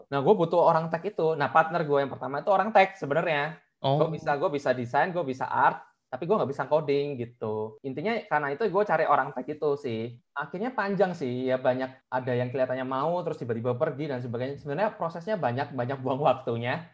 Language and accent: Indonesian; Surabaya, East Java, Indonesia; moved away as an adult; now in Jakarta, Indonesia; Gua orang Surabaya by the way, jadi kayak ke Jakarta merantau